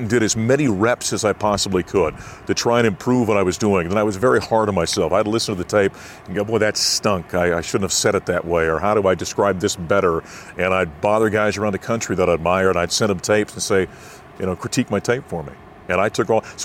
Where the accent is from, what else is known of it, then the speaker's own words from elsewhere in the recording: Grand Forks, North Dakota, United States; moved away as an adult; also born or lived in Syracuse, New York; now in Denver, United States; in my hometown of Grand Forks, North Dakota